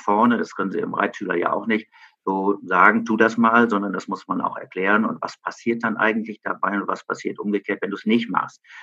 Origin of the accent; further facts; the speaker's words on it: Germany; in meiner Heimatstadt Frieden